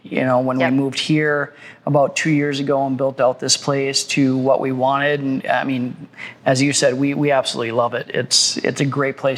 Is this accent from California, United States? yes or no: no; Osseo, Minnesota, United States; also born or lived in Maple Grove, Minnesota / Colorado; I grew up in Osseo